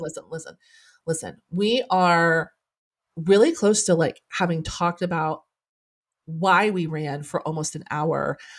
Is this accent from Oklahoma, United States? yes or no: yes; Norman, Oklahoma, United States; I'm a townie, like, I was born and raised in Norman